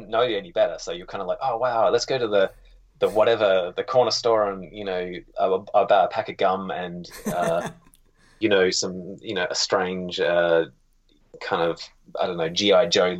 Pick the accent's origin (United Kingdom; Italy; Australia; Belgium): Australia; now in Canada; I was, 30 years in Australia. And then I just went out, did my most Australian accent just then.